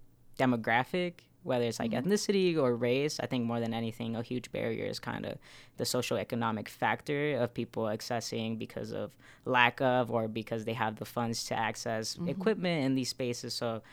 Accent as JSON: {"language": "English", "country": "Mexico", "moved": "yes", "lives_now": "Utah, United States", "said": "I immigrated to Utah from Mexico, and I kind of had a similar experience, you know, coming here."}